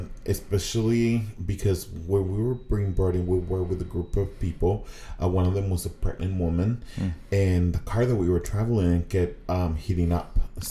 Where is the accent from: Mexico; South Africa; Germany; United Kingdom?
Mexico; English is a second language; now in United States; So I started learning English in Mexico. You know, just like here, they teach Spanish in Mexico.